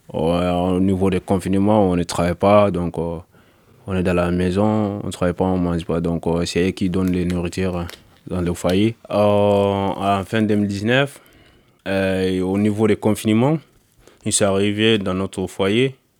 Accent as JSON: {"language": "French", "country": "Mali", "moved": "as an adult", "lives_now": "France", "said": "je viens du Mali. Euh, j'ai arrivé en France en 2019"}